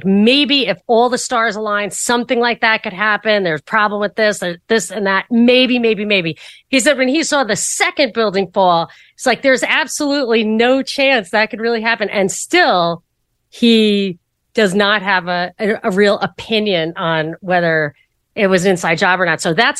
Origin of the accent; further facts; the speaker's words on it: New York, United States; Yeah, I am a New Yorker, but I wasn't in New York at the time.